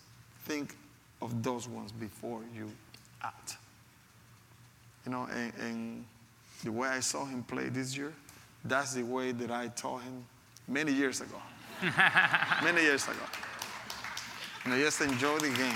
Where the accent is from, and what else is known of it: Panama; first language Spanish; English is a second language; moved away as an adult